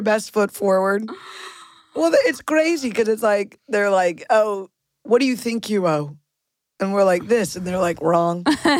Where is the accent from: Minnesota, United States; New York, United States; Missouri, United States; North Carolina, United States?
Missouri, United States; St. Louis; moved away; I'm from St. Louis